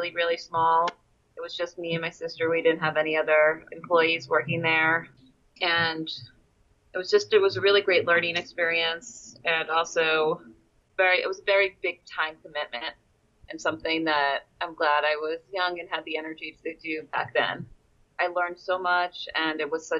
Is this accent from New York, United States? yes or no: yes; New York City, New York, United States; I'm from Queens